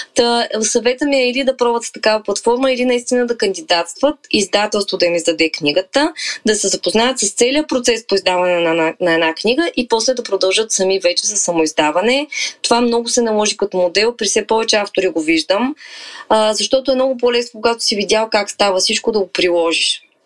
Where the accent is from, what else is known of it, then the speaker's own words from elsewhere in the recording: Varna, Varna Province, Bulgaria; also born or lived in Balchik; аз съм живяла, съм родена във Варна, живяла съм в Бълчик известно време, после се преместихме цялото семейство във Варна и съм била много близо до морето като дете